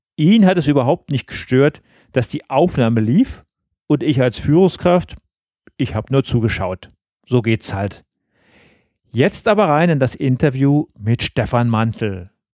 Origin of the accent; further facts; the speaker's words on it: Berlin, Germany; moved away; meine alte Heimatstadt nach Berlin